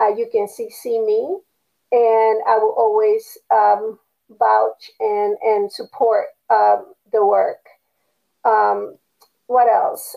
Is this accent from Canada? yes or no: no; Panama; moved away; I was used to in Panama, you know, it did not matter if someone was black or white or Chinese or Japanese or Indian from India or native Panamanian, you just got along with everyone